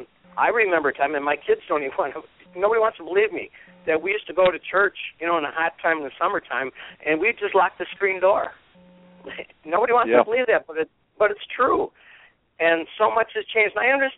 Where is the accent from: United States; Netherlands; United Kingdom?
United States; Detroit, Michigan; I was born and raised in Detroit, and I live basically in a suburb. My dad basically walked to Detroit from Pennsylvania from the coal mines because this is where the jobs were.